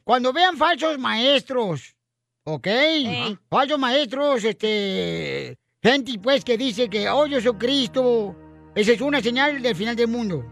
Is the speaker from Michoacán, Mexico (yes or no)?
yes; Michoacán, Mexico; Yo soy de Michoacán